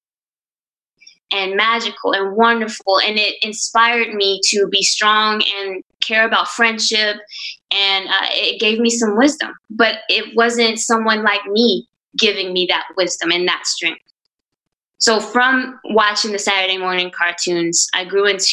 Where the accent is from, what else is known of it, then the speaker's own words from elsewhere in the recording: Orange, Texas, United States; growing up in Orange is the sense of community that I had.